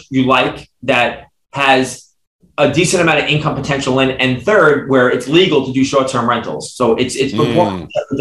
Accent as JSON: {"language": "English", "town": "New York City", "region": "New York", "country": "United States", "tie": "born or raised there", "said": "I grew up in Brooklyn, New York"}